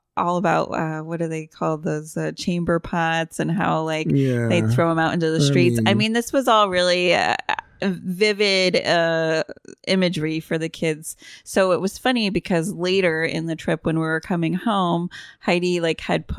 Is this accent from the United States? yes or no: yes; Northeast, United States; also born or lived in New Orleans, Louisiana; I grew up in the Northeast